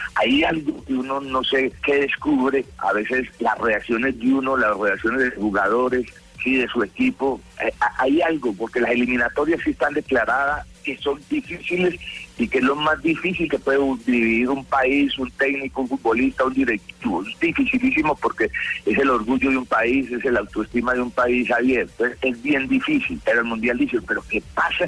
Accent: Colombia; soy colombiano

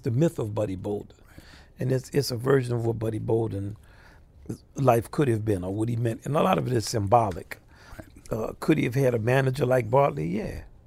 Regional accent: New Orleans, Louisiana, United States; I'm from New Orleans first, so I grew up with New Orleans music

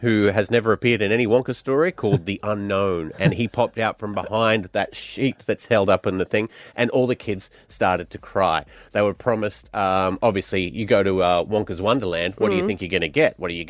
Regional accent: Glasgow, Scotland, United Kingdom; now in Australia; My hometown of Glasgow. It's a wonderful wee city. It's actually quite nice now compared to when I grew up there.

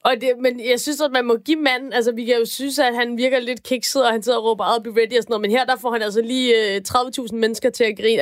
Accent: Denmark; nu er jeg jo dansker

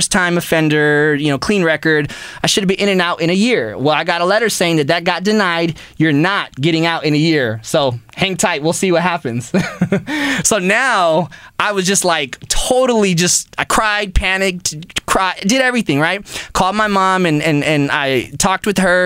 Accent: Pasadena, California, United States; I grew up in Pasadena

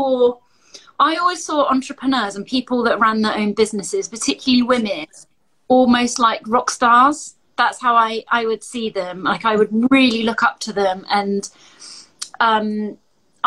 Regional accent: Glastonbury, South West England, United Kingdom; now in Bristol, United Kingdom; But I'm from Glastonbury. I'm from the southwest of England

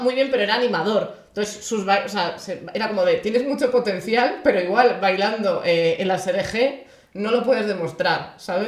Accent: Galicia, Spain; siendo gallega

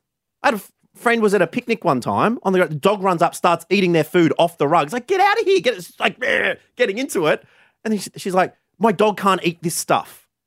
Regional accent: Australia; We don't speak the same language. I'm from Australia. She's from Japan.

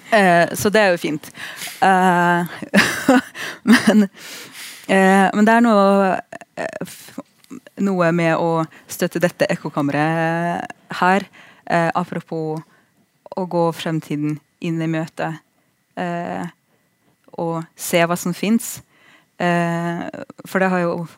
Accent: Russia; now in Norway; jeg er russer

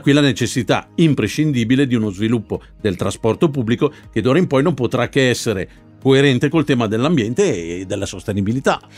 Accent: Milan, Lombardy, Italy; come milanese che proprio la mia città sia una delle prime in Europa

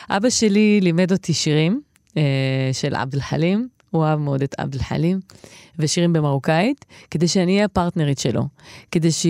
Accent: Kiryat Shmona, Northern District, Israel; שמונה, הבלוק שגדלתי בו.

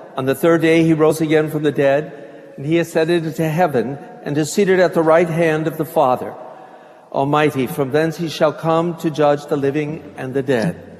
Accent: Ann Arbor, Michigan, United States; now in Ave Maria, United States; I'm from Ann Arbor, Michigan

